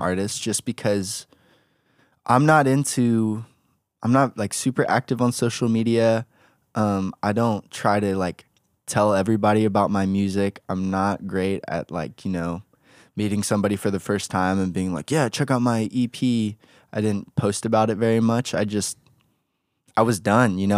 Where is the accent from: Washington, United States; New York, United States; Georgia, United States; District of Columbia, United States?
Georgia, United States; Atlanta; born in Atlanta, Georgia, half Korean, got a big family